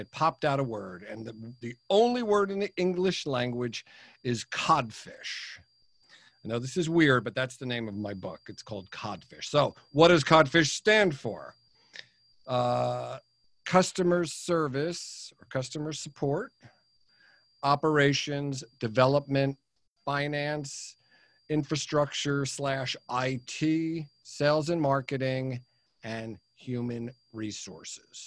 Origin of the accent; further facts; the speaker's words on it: United States; also born or lived in New York; now in New Jersey, United States; I'm an American. I live in New Jersey, although I consider myself a New Yorker, having lived there for 30 years.